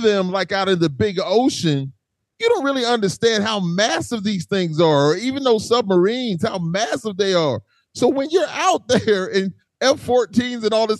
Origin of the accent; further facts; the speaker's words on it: Charleston, South Carolina, United States; I'm from Charleston, South Carolina